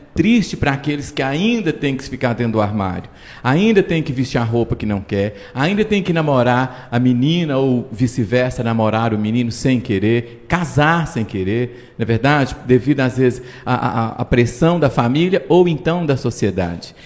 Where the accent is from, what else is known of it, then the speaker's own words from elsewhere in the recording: Patos de Minas, Minas Gerais, Brazil; Curraleiro, que é onde eu nasci